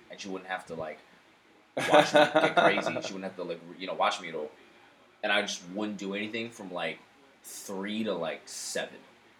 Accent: Brooklyn, New York, United States; growing up in Brooklyn

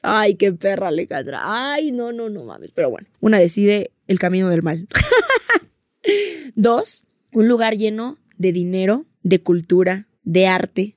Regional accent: Mexico; nos pasa mucho como mexicanos

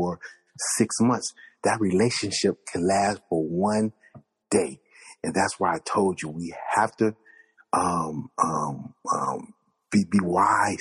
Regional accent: Compton, California, United States; I was born in Compton, California.

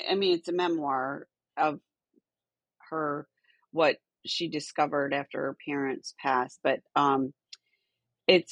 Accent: Michigan, United States; moved away; I grew up in Michigan

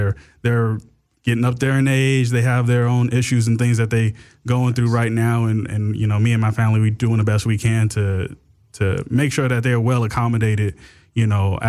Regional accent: Inglewood, California, United States; I grew up over in Inglewood off of like Manchester and Crenshaw.

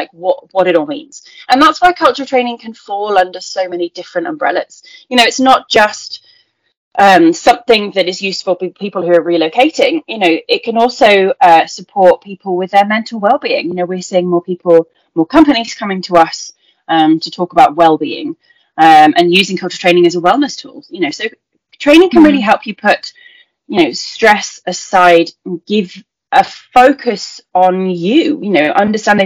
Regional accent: United Kingdom; moved away as an adult; also born or lived in Taiwan; as a British person

